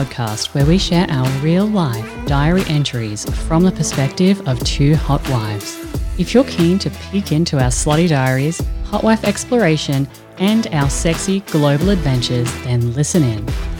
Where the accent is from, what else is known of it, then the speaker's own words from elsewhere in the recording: Australia; I'm joined by the delectable, the delicious, and my good girlfriend